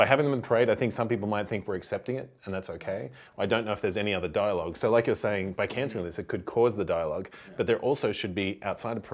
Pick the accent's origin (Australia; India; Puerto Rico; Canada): Australia; Brisbane, Queensland; moved away; So Brisbane was my hometown that I came from